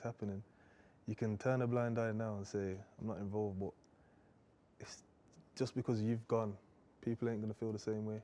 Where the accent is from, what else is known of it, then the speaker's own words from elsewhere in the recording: Birmingham, West Midlands, United Kingdom; I'm from Birmingham anyway, so it's completely different to London